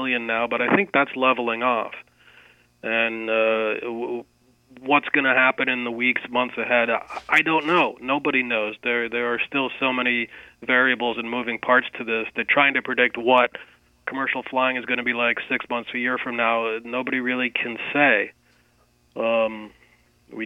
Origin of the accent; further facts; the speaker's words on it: Boston, Massachusetts, United States; Boston has, my hometown airport, the airport I grew up